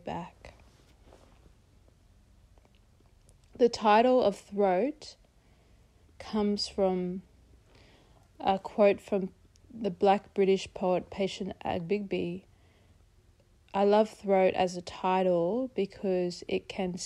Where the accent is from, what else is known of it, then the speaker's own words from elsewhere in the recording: Mununjali, Yugambeh, Queensland, Australia; now in Brisbane, Australia; I'm Mununjali from the Yugambeh language group, which for those of you who don't know, is the Logan, Gold Coast and scenic rim region of southeast Queensland.